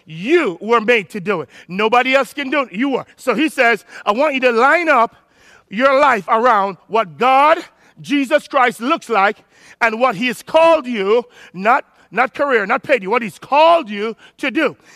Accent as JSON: {"language": "English", "country": "Jamaica", "said": "I'm Jamaican"}